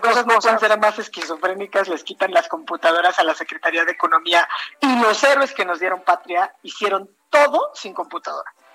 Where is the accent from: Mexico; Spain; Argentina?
Mexico; como mexicanos